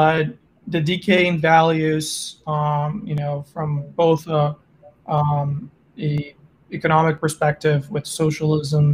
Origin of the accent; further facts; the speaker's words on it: Brazil; moved away as an adult; also born or lived in Germany / France; now in Oklahoma, United States; I was actually born and raised in South America, in Brazil